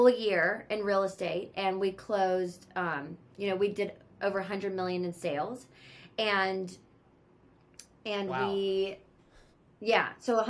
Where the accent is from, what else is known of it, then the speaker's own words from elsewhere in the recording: Charlotte, North Carolina, United States; moved away as an adult; now in Los Angeles, United States; I live in LA and I'm from Charlotte, North Carolina. I moved here over 15 years ago